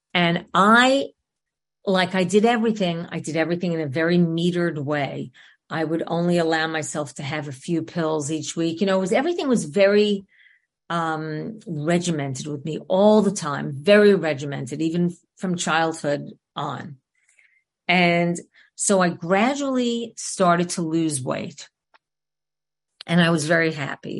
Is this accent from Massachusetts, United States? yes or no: no; New York City, New York, United States; I grew up in New York, in Queens specifically